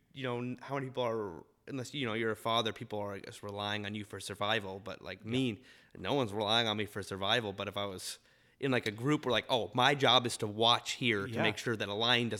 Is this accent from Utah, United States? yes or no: yes; Utah, United States; You know, I grew up in Utah with the Jazz.